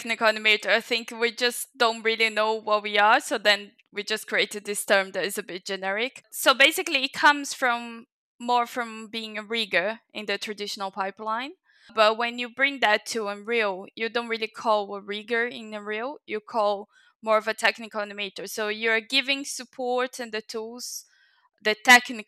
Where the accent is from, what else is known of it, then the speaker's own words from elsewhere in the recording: São Paulo, Brazil; now in near London, United Kingdom; I'm from Brazil. I'm from São Paulo, the biggest city in Brazil.